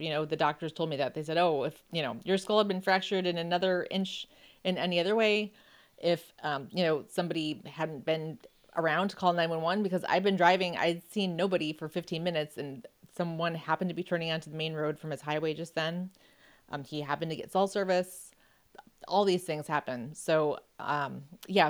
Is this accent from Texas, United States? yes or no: no; Buffalo, New York, United States; I grew up in Buffalo